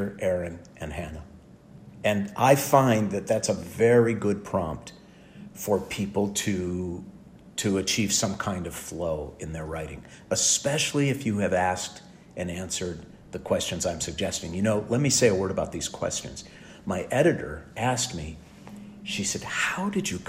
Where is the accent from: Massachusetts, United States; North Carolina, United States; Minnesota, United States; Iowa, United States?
Minnesota, United States; St. Louis Park; now in Los Angeles, United States; I was born on June 3rd in 1960 in St. Louis Park, Minnesota